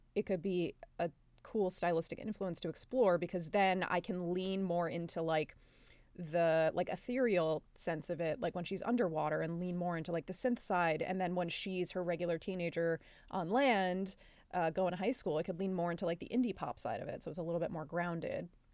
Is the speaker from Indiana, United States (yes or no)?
no; New York, United States; we're both from New York and, uh, come from Italian families